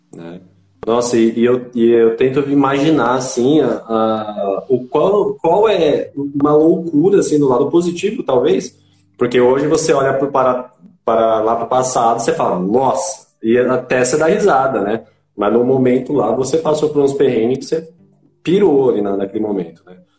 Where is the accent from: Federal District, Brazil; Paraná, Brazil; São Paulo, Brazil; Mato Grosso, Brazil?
São Paulo, Brazil; Itanhaém; moved away as an adult; now in Boituva, Brazil; eu só estou 10 anos aqui eu vivi minha vida inteira lá em Itanhaém, Baixada Santista